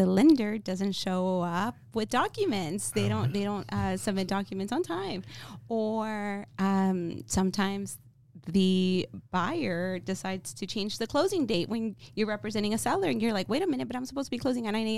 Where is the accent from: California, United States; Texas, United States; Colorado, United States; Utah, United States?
Texas, United States; Dallas; I grew up in Oak Cliff